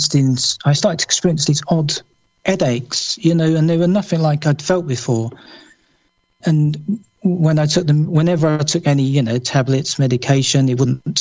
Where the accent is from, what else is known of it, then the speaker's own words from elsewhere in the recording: London, United Kingdom; moved away as an adult; now in Somerset, United Kingdom; I was born and bred in London